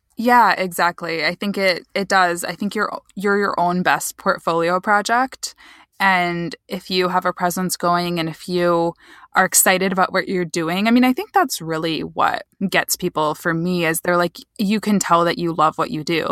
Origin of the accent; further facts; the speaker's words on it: Michigan, United States; I'm from Michigan, so I'm from about two hours west of Detroit, smaller town